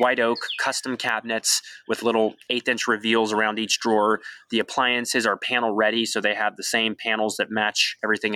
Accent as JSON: {"language": "English", "region": "Pacific Northwest", "country": "United States", "tie": "born or raised there", "moved": "yes", "lives_now": "Waco, United States", "said": "growing up in the Pacific Northwest"}